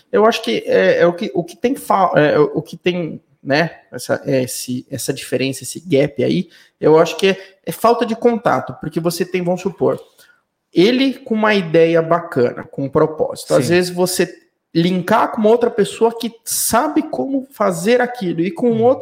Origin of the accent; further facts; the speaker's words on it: São Paulo, Brazil; Eu venho de São Paulo, eu não conheço praticamente ninguém.